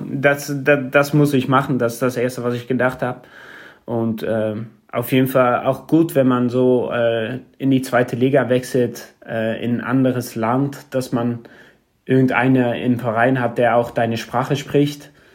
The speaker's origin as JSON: {"language": "German", "town": "Arnhem", "region": "Gelderland", "country": "Netherlands", "tie": "born or raised there", "also_born_or_lived": "Sittard", "second_language": "German", "moved": "as an adult", "lives_now": "Germany", "said": "Ich komme selber aus Arnhem. Es ist ein Platz, ein Stadt in der, in der Nähe von Oberhause, näher an der Grenze. Ähm, ja, da, da bin ich groß geworden, bin da geboren"}